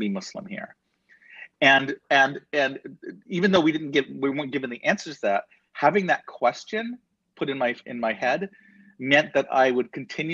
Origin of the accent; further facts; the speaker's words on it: Southern California, United States; also born or lived in Hollywood, California; growing up in Southern California